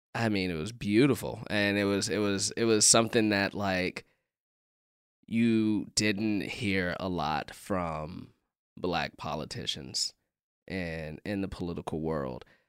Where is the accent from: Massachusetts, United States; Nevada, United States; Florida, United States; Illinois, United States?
Illinois, United States; Chicago; being a Chicagoan